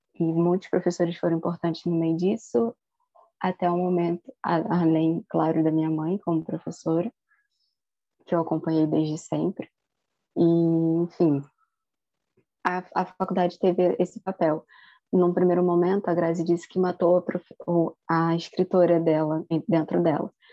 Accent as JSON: {"language": "Portuguese", "region": "Rio de Janeiro", "country": "Brazil", "tie": "born or raised there", "said": "sou de Campo Grande, zona oeste do Rio de Janeiro"}